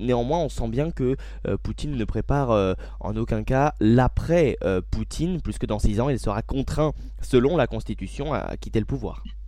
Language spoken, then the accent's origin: French; France; chez nous en France